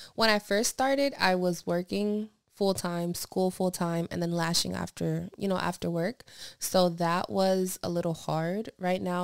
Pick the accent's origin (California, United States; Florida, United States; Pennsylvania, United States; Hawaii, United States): Pennsylvania, United States; moved away; when I travel to Pennsylvania to my hometown